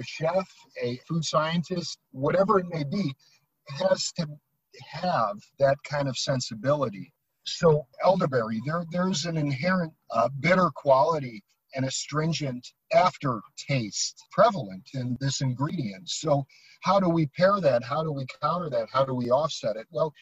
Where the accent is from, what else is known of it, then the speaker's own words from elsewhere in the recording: United States; as a Westerner, as an American